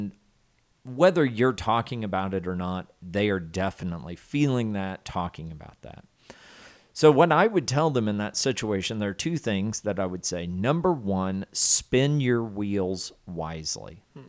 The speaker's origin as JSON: {"language": "English", "region": "the South", "country": "United States", "tie": "born or raised there", "said": "so since I know I'm from the South there, and I grew up with the phrase, I believe I'm very qualified to provide a technical definition for you."}